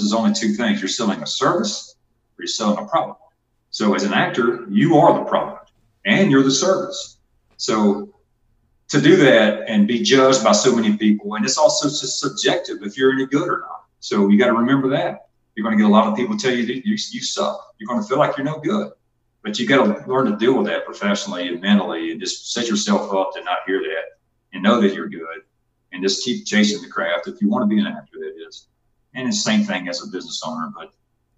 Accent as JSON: {"language": "English", "region": "Georgia", "country": "United States", "also_born_or_lived": "Texas", "accent": "twang", "moved": "yes", "said": "I'm from Georgia, but, you know, I used to live in Texas."}